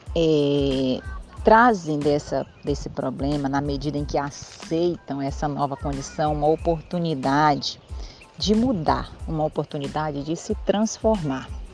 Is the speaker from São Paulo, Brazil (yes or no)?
no; Belém, Pará, Brazil; Eu sou paraense, para quem ainda não ouviu um pouquinho da minha história, eu sou paraense, nascida em Belém do Pará.